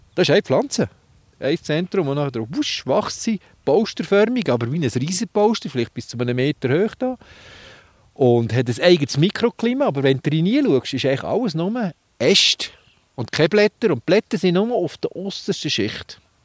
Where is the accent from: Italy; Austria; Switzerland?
Switzerland; bei uns in der Schweiz